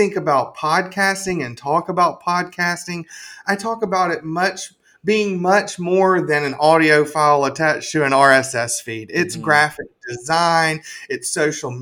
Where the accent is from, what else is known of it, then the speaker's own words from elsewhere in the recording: Alabama, United States; my home state of Alabama